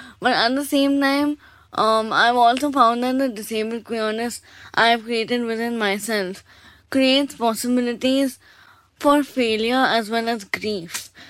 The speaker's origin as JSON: {"language": "English", "town": "Kolkata", "region": "West Bengal", "country": "India", "tie": "born or raised there", "also_born_or_lived": "Delhi", "moved": "yes", "said": "I have been born and brought up in Calcutta."}